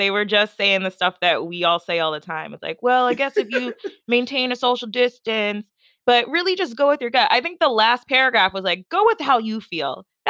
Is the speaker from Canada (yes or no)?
no; Nigeria; So, like, we're Nigerian, so, like, all our families in Nigeria, a lot of them aren't vaccinated either.